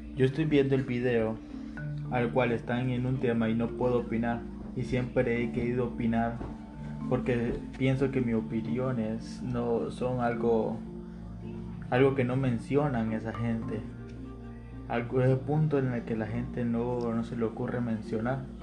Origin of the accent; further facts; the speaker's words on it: Honduras; somos hondureños